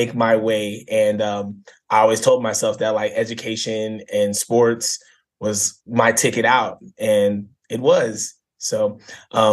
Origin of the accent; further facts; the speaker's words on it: Banning, California, United States; I grew up in a small town called Banning, California, back in 1986, born and raised there